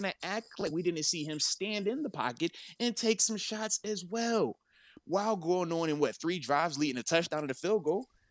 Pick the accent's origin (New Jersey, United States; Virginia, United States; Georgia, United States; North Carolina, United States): Virginia, United States; I'm from Virginia